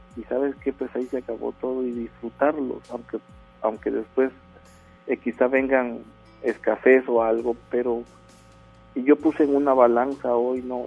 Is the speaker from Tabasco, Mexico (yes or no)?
yes; Villahermosa, Tabasco, Mexico; now in Monterrey, Mexico; Yo soy originario de Villahermosa, Tabasco